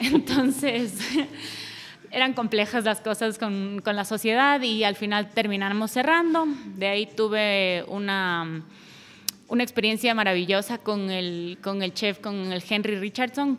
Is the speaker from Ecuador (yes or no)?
yes; Ecuador; moved away as an adult; una vez que me regresé a Ecuador, que fue por ahí del 2013